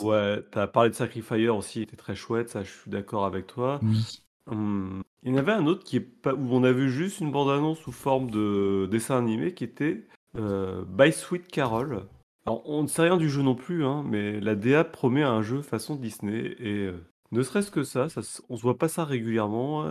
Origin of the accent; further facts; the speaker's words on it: France; je suis français